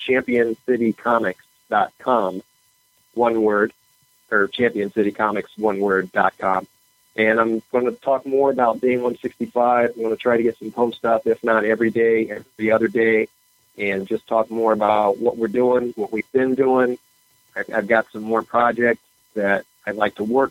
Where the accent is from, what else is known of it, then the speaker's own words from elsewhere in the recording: Springfield, Ohio, United States; now in Portage, United States; my hometown of Springfield, Ohio